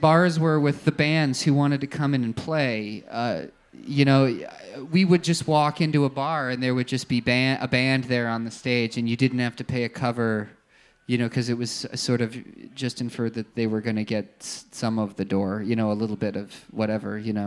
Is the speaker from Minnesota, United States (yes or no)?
no; Allentown, Pennsylvania, United States; I'm from Pennsylvania, uh, probably about two hours away from Philly in Allentown